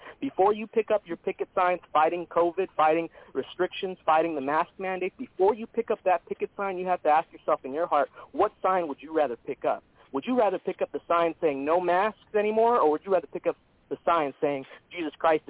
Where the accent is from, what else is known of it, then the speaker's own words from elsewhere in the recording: United States; I'm an American